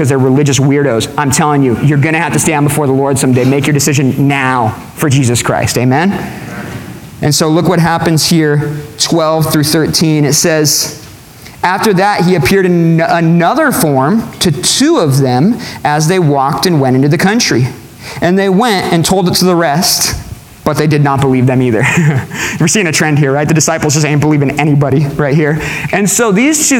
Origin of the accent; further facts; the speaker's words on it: California, United States; now in McKinney, United States; I'm from California